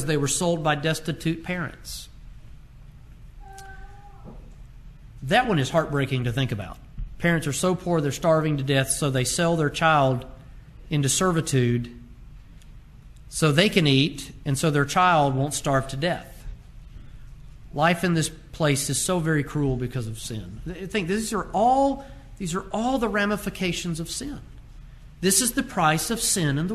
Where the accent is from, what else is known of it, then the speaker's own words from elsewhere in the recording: United States; as American citizens